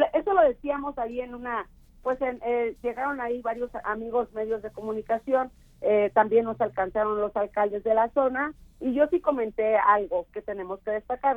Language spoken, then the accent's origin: Spanish; San Rafael, Veracruz, Mexico; moved away; San Rafael, que es de donde soy yo